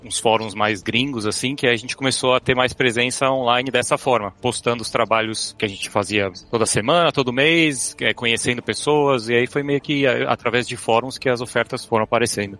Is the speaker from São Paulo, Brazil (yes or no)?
yes; São Paulo, Brazil; moved away as an adult; also born or lived in Canada; now in United States; eu sou de São Paulo, nascido e crescido no Ipiranga